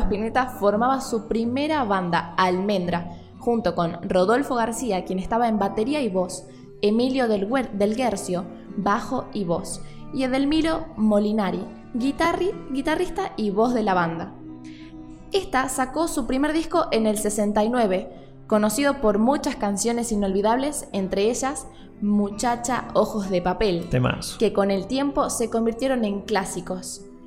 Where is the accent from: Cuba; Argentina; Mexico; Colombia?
Argentina; nosotros los argentinos, muy de acá